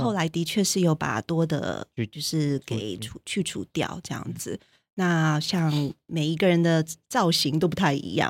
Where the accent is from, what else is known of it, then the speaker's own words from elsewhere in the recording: Taiwan; moved away; also born or lived in United States; 我如果通常在美国的时候就会强调说我是台湾人